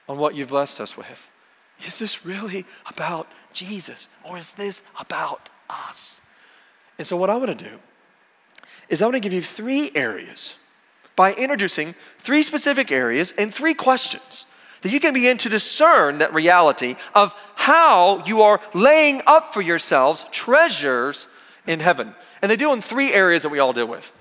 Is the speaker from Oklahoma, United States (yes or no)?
yes; Oklahoma, United States; where I grew up in Oklahoma